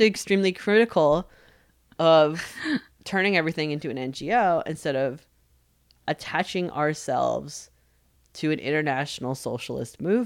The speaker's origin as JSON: {"language": "English", "region": "New York", "country": "United States", "tie": "born or raised there", "said": "I was raised culturally Jewish growing up in New York"}